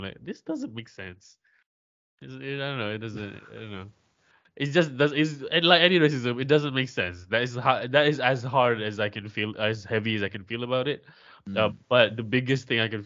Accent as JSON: {"language": "English", "country": "Malaysia", "said": "from Malaysia"}